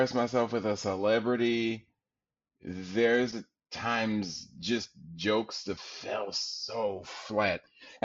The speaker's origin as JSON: {"language": "English", "town": "New York City", "region": "New York", "country": "United States", "said": "I'm from Queens"}